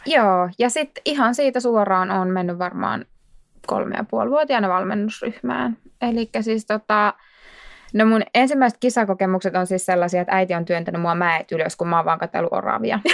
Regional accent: Laukaa, Central Finland, Finland; moved away as an adult; now in Vantaa, Finland; mä oon kotoisin Laukaasta, Keski-Suomesta

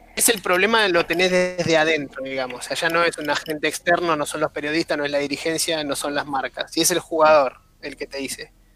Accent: Argentina; yo, como argentino, como hincha del fútbol

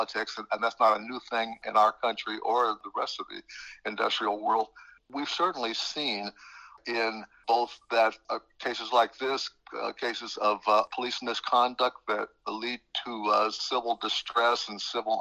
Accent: Middletown, Ohio, United States; I grew up there in Southern Ohio

